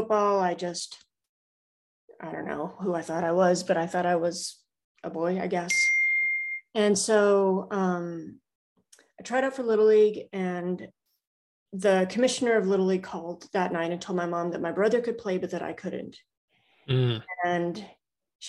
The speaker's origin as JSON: {"language": "English", "town": "Prescott", "region": "Arizona", "country": "United States", "tie": "born or raised there", "also_born_or_lived": "Charleston / Kings Bay, Georgia", "moved": "as an adult", "said": "I'm living back in my hometown, Prescott, Arizona. I was born and raised here, spent my first 18 years here"}